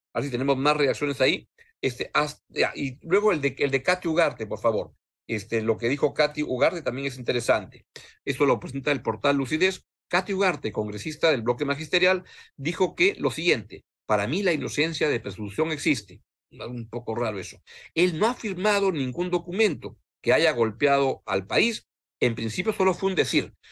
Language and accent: Spanish; Peru; En el Perú